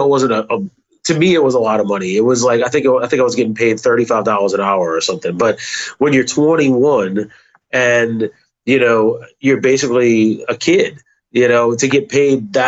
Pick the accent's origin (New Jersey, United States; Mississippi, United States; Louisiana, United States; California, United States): Louisiana, United States; Metairie; I grew up in a suburb called Metairie and went to school there, was born and raised there